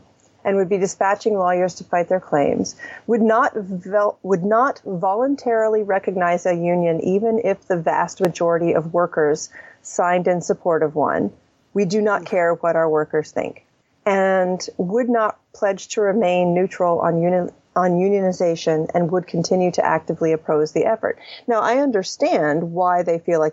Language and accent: English; the South, United States; I grew up in the South